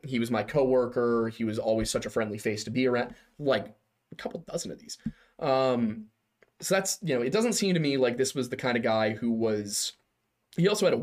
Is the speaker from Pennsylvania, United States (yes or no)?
yes; Philadelphia, Pennsylvania, United States; We grew up here